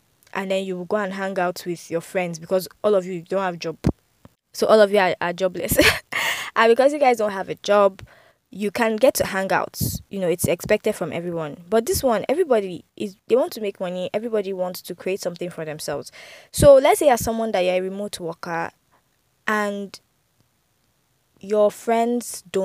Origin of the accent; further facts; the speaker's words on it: Abuja, Federal Capital Territory, Nigeria; also born or lived in Lagos; although I grew up in Abuja, I did my primary, I did my secondary school here.